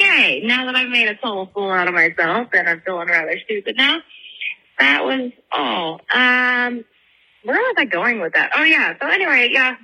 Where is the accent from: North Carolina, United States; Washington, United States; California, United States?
California, United States; around Birdie; I grew up around Birdie